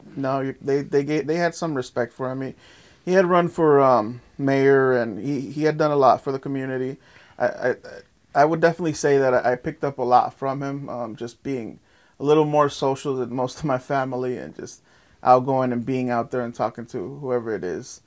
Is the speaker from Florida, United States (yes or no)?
yes; Lake Worth, Florida, United States; also born or lived in Guatemala; I grew up in North F Street, North A Street, off of uh, literally the next block over, um, next to Hatch.